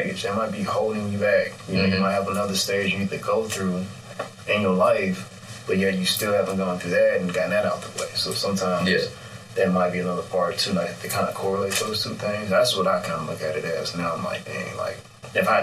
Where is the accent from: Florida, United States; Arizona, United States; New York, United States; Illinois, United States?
Illinois, United States; Chicago; I'm from the Chicago area. Like, I've lived all throughout.